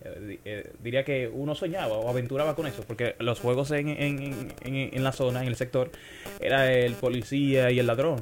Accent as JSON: {"language": "Spanish", "country": "Dominican Republic", "tie": "born or raised there", "said": "ya me terminé de criar en Vallaguana, un barrio de Las Flores. Soy de Vallaguana, como digo, orgullosamente"}